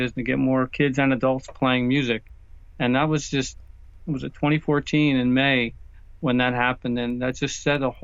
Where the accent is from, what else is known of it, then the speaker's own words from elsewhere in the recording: just south of the Philadelphia airport, PA, Pennsylvania, United States; we are living in the house that I grew up